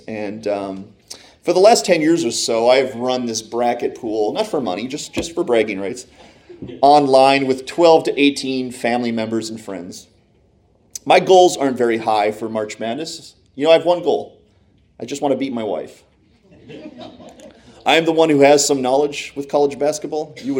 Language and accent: English; Michigan, United States; born there; also born or lived in Pennsylvania; I was born in Michigan as well as my two siblings. And so we were all Michigan fans growing up.